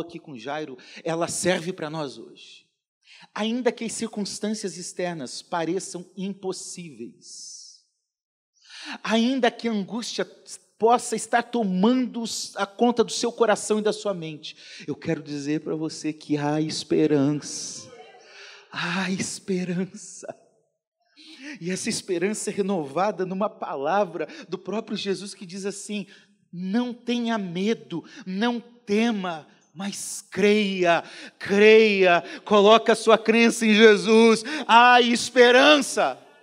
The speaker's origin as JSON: {"language": "Portuguese", "region": "Paraná", "country": "Brazil", "tie": "born or raised there", "moved": "yes", "said": "Lá no Paraná, onde eu nasci"}